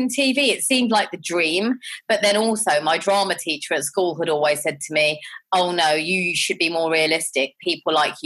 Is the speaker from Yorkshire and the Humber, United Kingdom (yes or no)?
no; London, United Kingdom; I grew up in Southall and Harlesden